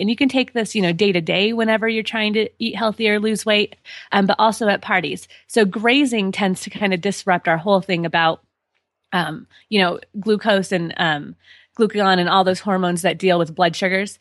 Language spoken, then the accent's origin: English; Colorado, United States; born and raised in Colorado